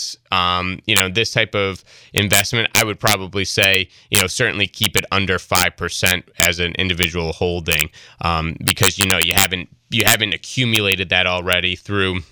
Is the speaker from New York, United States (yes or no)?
yes; Troy, New York, United States; growing up in Troy and being familiar with it